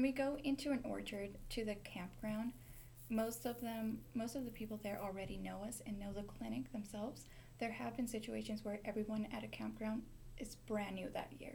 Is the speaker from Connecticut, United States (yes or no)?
no; Ronan, Montana, United States; I am from Ronan, Montana